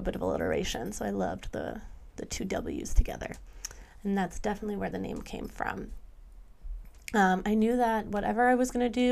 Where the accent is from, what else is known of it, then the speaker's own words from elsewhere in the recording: Lake Michigan, Midwest, United States; I've also grown up working and living on Lake Michigan